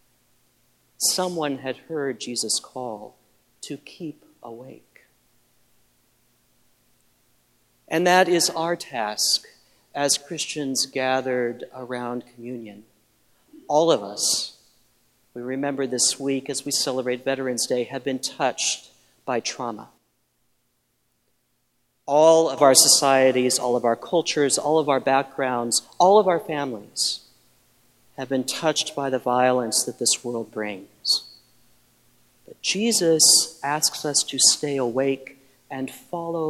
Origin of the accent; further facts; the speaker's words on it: Midwest, United States; I grew up in the Midwest, and I knew small towns like Sutherland Springs